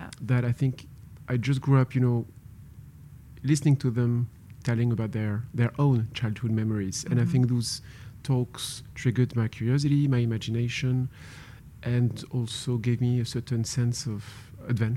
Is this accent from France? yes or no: yes; France; moved away as an adult; also born or lived in Paris, France / Hong Kong; I was born in Paris, but I grew up in a very small village in the middle of the countryside.